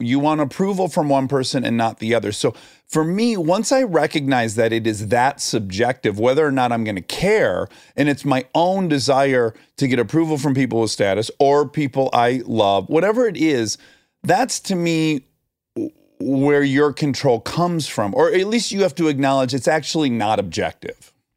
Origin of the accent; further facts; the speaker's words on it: Milford, Michigan, United States; I'm from Milford, Michigan, twenty miles up U S twenty-three from you